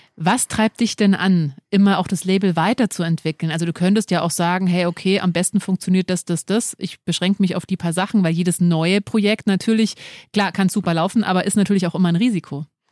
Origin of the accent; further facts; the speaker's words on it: Munich, Bavaria, Germany; als Münchner kennt man den natürlich, man wächst mit dem auf